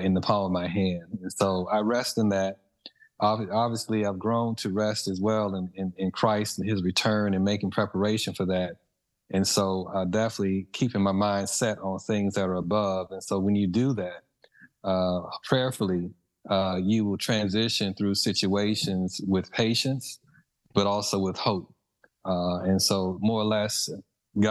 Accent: Mississippi, United States; moved away; growing up in Mississippi

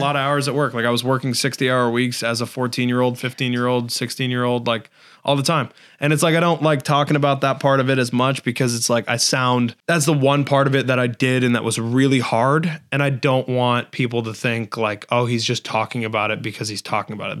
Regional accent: West Springfield, Massachusetts, United States; so I'm from here. I've always been here

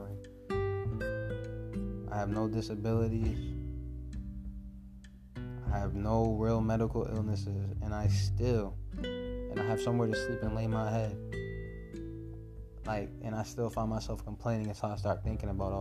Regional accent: United States; I was born in America

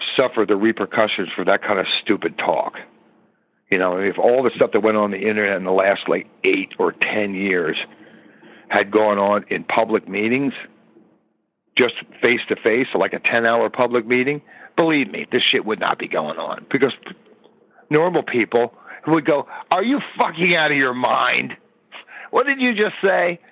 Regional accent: United States; I'm an American citizen

